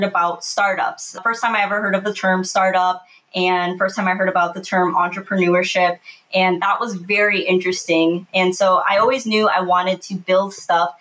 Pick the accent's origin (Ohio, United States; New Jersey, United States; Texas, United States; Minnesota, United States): Minnesota, United States; I was born and raised in Minnesota